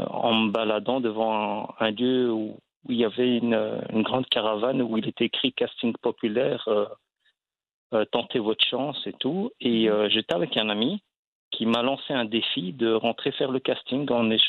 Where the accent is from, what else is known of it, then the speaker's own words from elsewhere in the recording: Belgium; je suis marocain, je suis né en Belgique